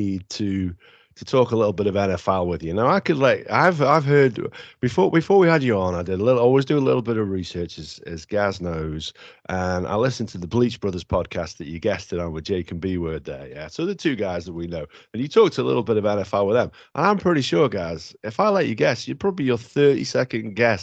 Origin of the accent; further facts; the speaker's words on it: United Kingdom; Being British